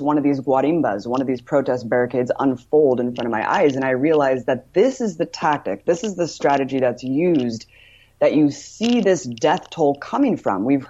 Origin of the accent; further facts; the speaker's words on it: United States; I'm American